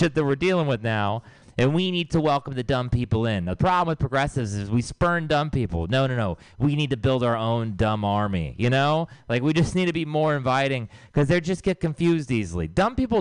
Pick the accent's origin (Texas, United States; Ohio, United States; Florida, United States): Texas, United States; now in San Francisco Bay Area, United States; I'm from Texas